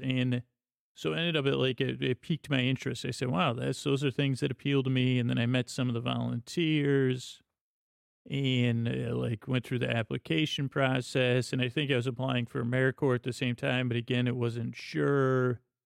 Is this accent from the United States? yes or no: yes; Syracuse, New York, United States; moved away as an adult; also born or lived in Bronx, New York / Los Angeles; I grew up in Syracuse, New York